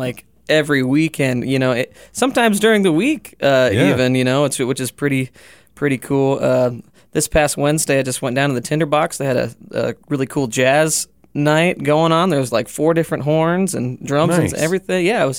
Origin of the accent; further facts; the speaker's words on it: Alliance, Nebraska, United States; Yeah, I'm from Alliance, Nebraska originally. It's a nice little railroad farm town.